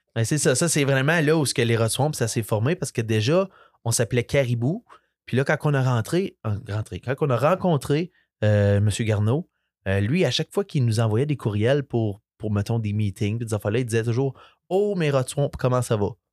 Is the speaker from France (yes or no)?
no; Ontario, Canada; first language French; Nous autres, euh, en Ontario, on se bat tous les jours pour garder notre langue.